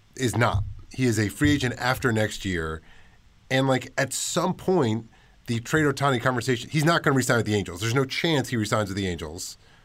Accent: New York City, New York, United States; I grew up in Washington Heights

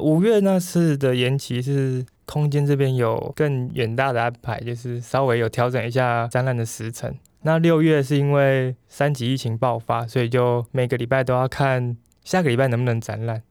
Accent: Taoyuan, Taiwan; 我是桃园建大园乡

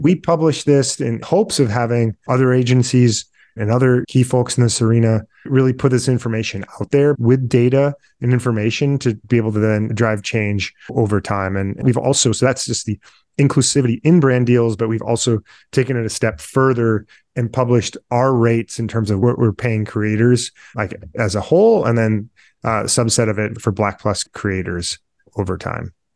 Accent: Midwest, United States; now in Detroit, United States; I'm a Midwesterner based in Detroit

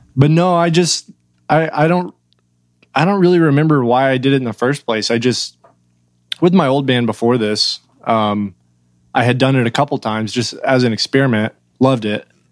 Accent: Oklahoma, United States; moved away as an adult; now in Nashville, United States; I've lived in Oklahoma, uh, basically my whole life, like right across Texas border

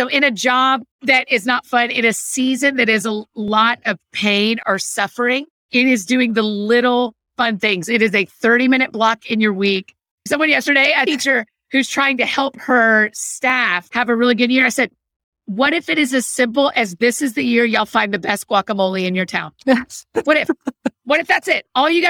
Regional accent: Georgia, United States; moved away; also born or lived in Tennessee / Scotland; I grew up in Georgia. And I've only lived in Georgia and Tennessee with a little stint in Scotland for a minute.

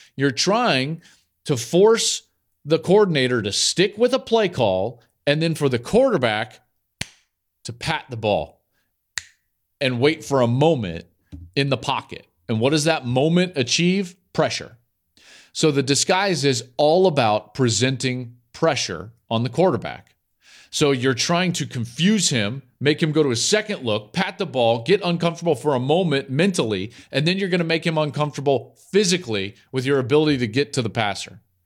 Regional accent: Denver, Colorado, United States; I grew up in Denver.

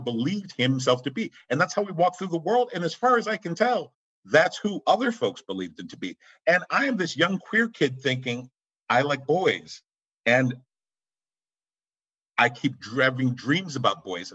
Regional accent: Boston, Massachusetts, United States; I live in Boston. I was born and raised in Boston

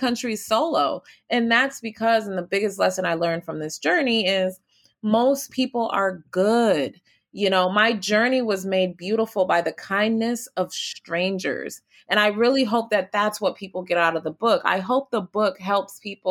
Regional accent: United States; I'm obviously American

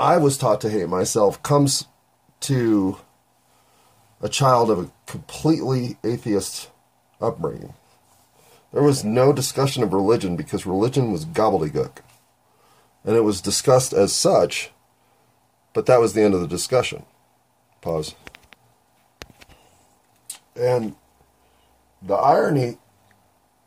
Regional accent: United States; I'm an American.

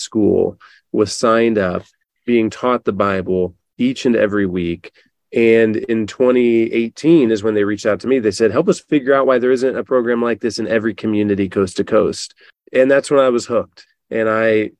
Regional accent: Northwest Ohio, United States; I live from a small hometown in Northwest Ohio

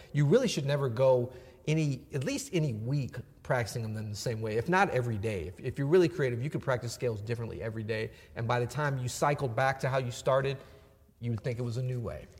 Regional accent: St. Louis, Missouri, United States; accent: southern; also born or lived in Florida; I was from Florida, and I moved to St. Louis, and some kids made fun of me, so I started talking more proper.

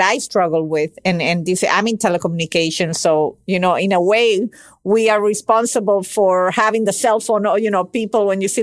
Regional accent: Venezuela; English is a second language; I was born and raised in Venezuela, where he immigrated to.

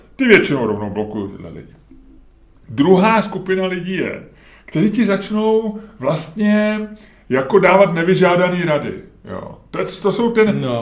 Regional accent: Holešovice, Prague, Czechia; za dětství, ty vole, v Holešovicích

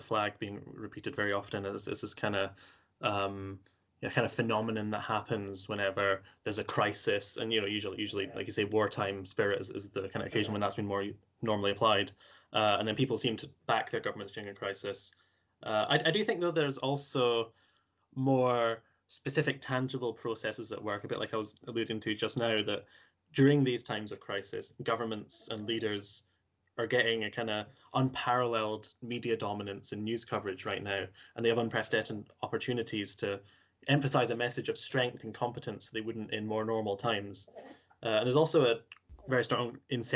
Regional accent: Scotland, United Kingdom; my home country of Scotland

